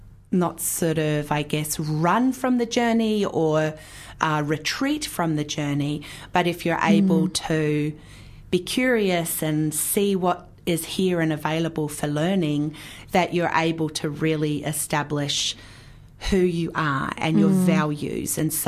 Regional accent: Australia; now in New Zealand; And so we live here in New Zealand. Actually, I'm Australian originally, but you couldn't tell, right? Because I've got such a good, strong Kiwi accent.

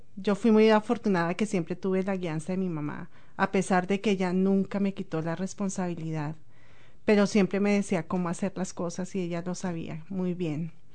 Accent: Bogotá, Colombia; moved away as an adult; also born or lived in Ecuador; now in New Zealand; soy de Colombia. Nací en Bogotá

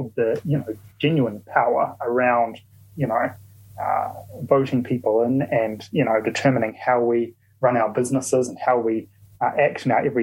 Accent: New Zealand; I'm a Kiwi

